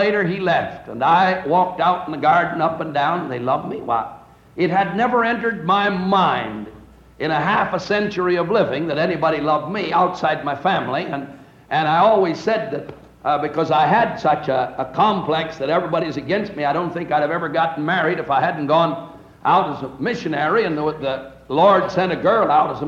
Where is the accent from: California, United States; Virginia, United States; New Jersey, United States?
California, United States; just south of San Francisco; I was brought up in California, just south of San Francisco